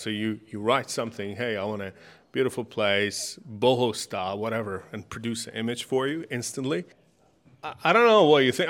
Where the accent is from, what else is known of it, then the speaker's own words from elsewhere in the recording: Iran; now in Australia; I'm from Middle East, I'm from Iran